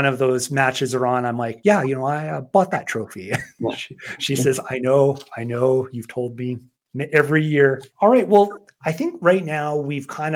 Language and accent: English; Yorkton, Saskatchewan, Canada; moved away as an adult; now in Calgary, Canada; I grew up in Yorkton, Saskatchewan